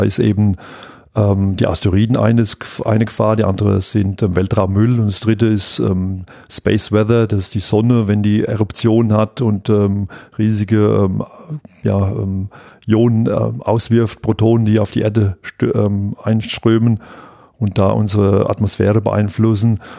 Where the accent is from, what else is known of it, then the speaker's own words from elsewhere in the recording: Aschaffenburg, Bavaria, Germany; wenn hier in Darmstadt ähm, das Raumfahrtzentrum ist, ich komme aus Aschaffenburg